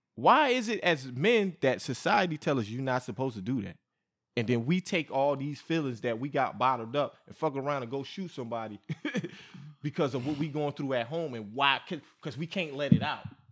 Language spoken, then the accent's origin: English; New York, United States; I'm from New York, man. I'm from New York